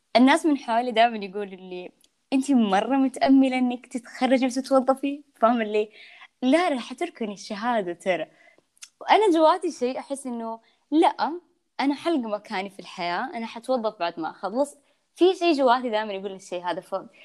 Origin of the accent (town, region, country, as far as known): Yanbu, Medina Province, Saudi Arabia; born or raised there; moved away as an adult; now in Jeddah, Saudi Arabia